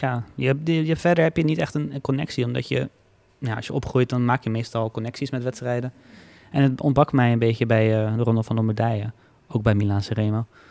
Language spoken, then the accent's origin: Dutch; Netherlands